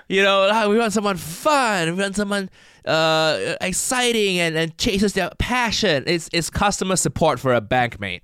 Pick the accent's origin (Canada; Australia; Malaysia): Malaysia; now in United Kingdom; I, I grew up in Malaysia